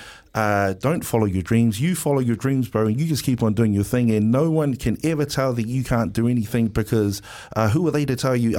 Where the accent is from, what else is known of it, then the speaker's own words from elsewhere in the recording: Wellington, New Zealand; I'm from Wellie